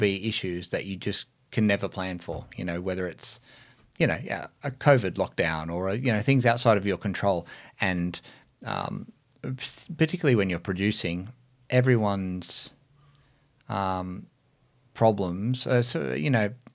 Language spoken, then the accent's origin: English; Lithgow, New South Wales, Australia; I grew up in the Blue Mountains. You know, there's wasn't a lot going on in Lithgow at that time.